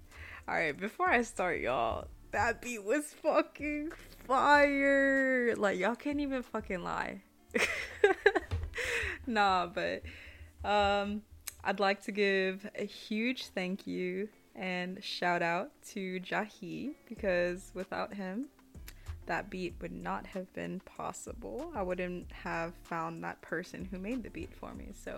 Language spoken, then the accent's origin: English; United States; first language Spanish; English is a second language; You know, people would say that my first language was Spanish, but I never really understood that or identified with it. I'm first generation Mexican American, and I was third and youngest child in my family.